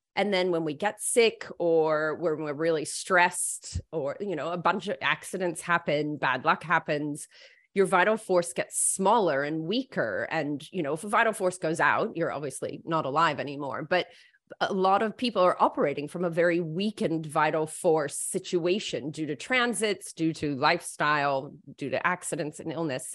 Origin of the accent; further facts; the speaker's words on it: United States; now in Australia; I'm American-born, um, but I've lived all my adult life in Australia.